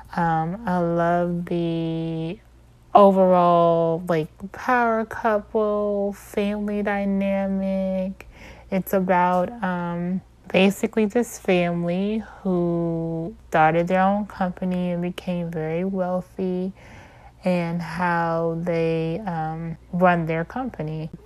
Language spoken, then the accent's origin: English; Maryland, United States; I'm from Maryland.